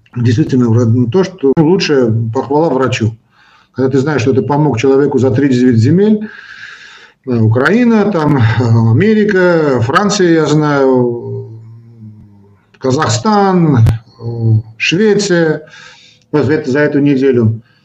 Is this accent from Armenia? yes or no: yes; Armenia; Я хоть и армянин, но считаю себя человеком э, российской, русской культуры